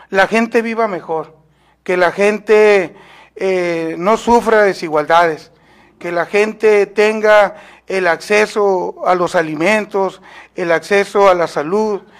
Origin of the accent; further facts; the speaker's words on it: Guatabampo, Sonora, Mexico; born there; also born or lived in Hermosillo; soy nacido en Guatabampo, Sonora, pero desde que salí a estudios a Hermosillo